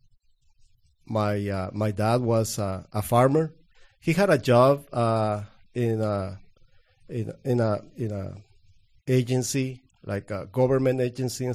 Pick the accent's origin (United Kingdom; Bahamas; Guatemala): Guatemala; English is a second language; now in United States; I'm from Guatemala. I was born in 1975 from a very, very small town.